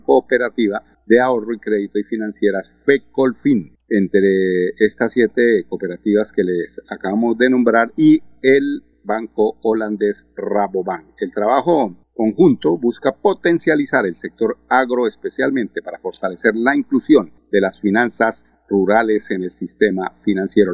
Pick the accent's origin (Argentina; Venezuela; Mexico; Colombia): Colombia; now in Richmond, United States